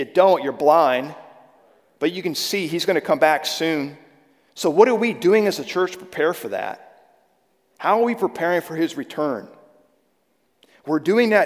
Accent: Sterling, Virginia, United States; I grew up in a little town, it's not so little now, right outside of Washington, D.C., called Sterling, Virginia

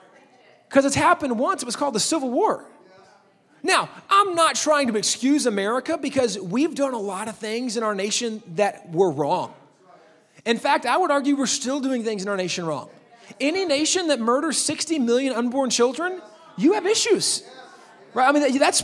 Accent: Texas, United States; I'm from Texas.

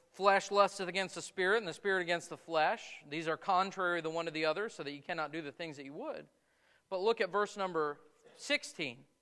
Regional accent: United States; as Americans, as American Christians

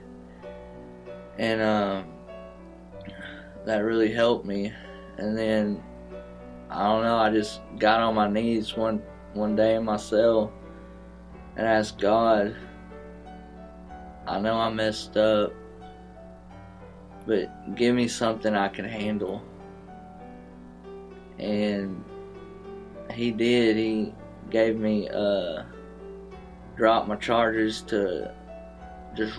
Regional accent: Tyler, Texas, United States; also born or lived in Plano; I grew up here in Tyler, coming to Shiloh Road with my grandparents

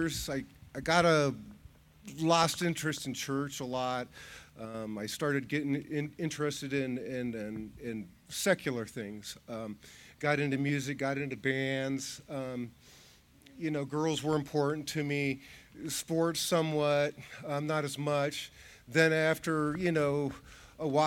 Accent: Wadsworth, Ohio, United States; I grew up here in Wadsworth, Ohio.

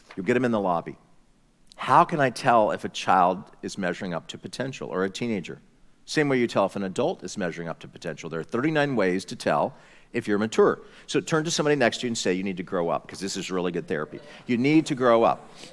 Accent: United States; I'm just an American

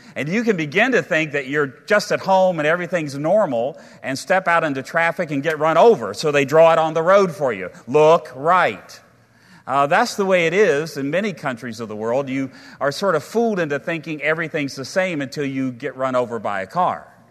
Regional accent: United States; as American people

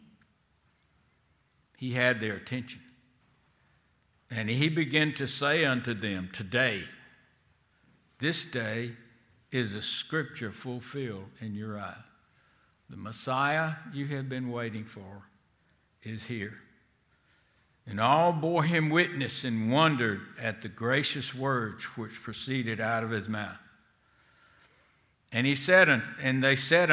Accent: Selma, Alabama, United States; Selma has been, at least when I grew up, was a town of a good Jewish number of people.

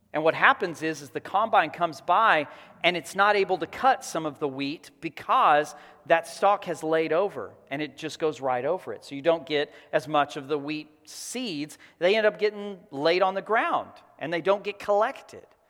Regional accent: Texas Panhandle, United States; I grew up in the Texas Panhandle. I grew up on a farm

